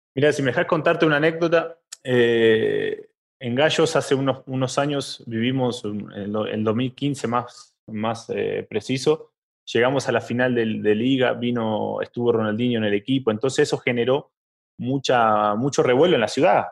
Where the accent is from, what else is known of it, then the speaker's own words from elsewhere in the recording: Argentina; somos de Argentina y vivimos eh, en, barrios donde conoces gente que pertenece a una hinchada